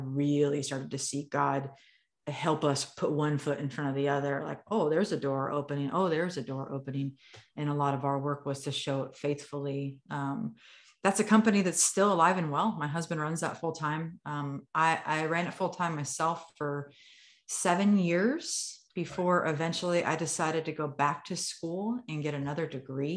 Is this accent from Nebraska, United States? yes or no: yes; Nebraska, United States; I'm a Midwest girl. I'm from Nebraska, grew up in Irish Catholic families